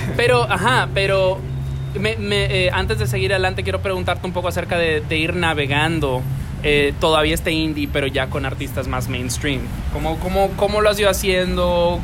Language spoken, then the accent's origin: Spanish; Dominican Republic; yo me crié aquí